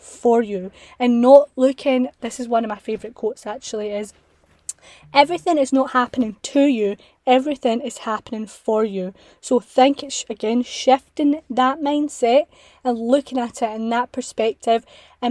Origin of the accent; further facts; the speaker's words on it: Scotland, United Kingdom; I'm from Scotland